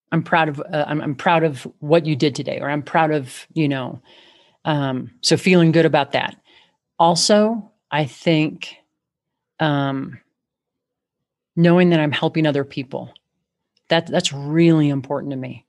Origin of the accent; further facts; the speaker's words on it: Chicago, Illinois, United States; And I'm from Chicago